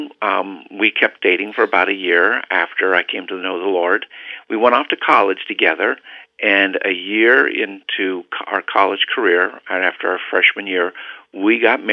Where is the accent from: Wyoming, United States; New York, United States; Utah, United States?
Wyoming, United States; Cheyenne; moved away as an adult; also born or lived in Dallas area; I spent almost all my years growing up at an Air Force base in Cheyenne, Wyoming, and basically finished out there all the way through junior high school and high school